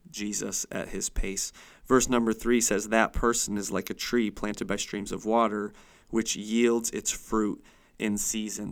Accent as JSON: {"language": "English", "area": "Chautauqua County", "region": "New York", "country": "United States", "tie": "born or raised there", "moved": "as an adult", "lives_now": "Erie, United States", "said": "I was born and raised in Chautauqua County. It's really all I ever knew"}